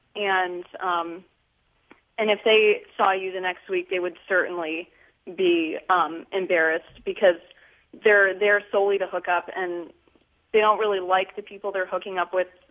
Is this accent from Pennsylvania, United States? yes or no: yes; Pennsylvania, United States; I'm from Pennsylvania